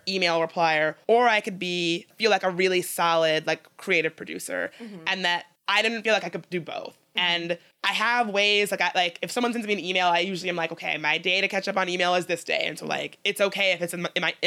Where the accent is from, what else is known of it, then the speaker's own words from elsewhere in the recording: Midlothian, Virginia, United States; moved away; I'm really lucky to have grown up in Richmond, but I should say I grew up in Midlothian